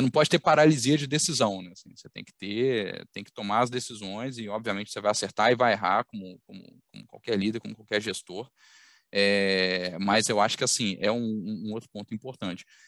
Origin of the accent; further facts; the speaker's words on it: Belo Horizonte, Minas Gerais, Brazil; accent: mineiro; now in Rio de Janeiro, Brazil; eu vou começar pelo sotaque, vocês vão detectar em algum momento, mas eu sou mineiro, então sou, sou mineiro de Belo Horizonte